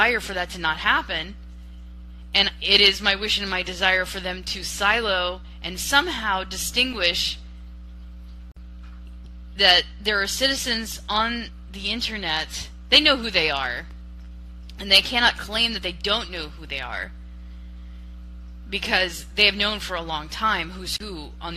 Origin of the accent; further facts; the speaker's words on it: United States; as an American